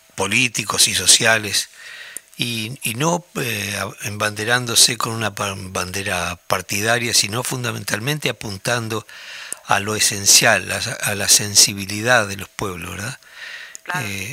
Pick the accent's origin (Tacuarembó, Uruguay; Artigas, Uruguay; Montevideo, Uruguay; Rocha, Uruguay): Tacuarembó, Uruguay; moved away as an adult; como hombre del interior, yo nací en Tacuarembó y viví allí hasta los 20 años